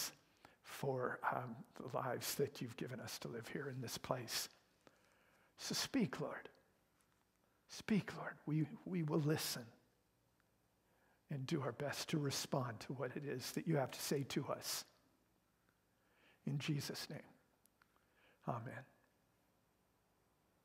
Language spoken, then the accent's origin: English; Canada; I am Canadian